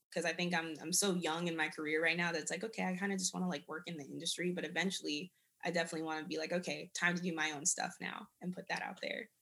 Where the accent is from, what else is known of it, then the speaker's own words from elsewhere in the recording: Germany; moved away; I grew up in Germany